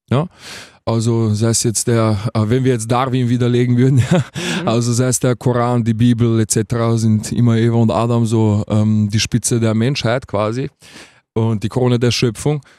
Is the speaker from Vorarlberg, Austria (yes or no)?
no; Vienna, Austria; Ich bin aus Wien. Ich bin aus Wien, ähm, 26.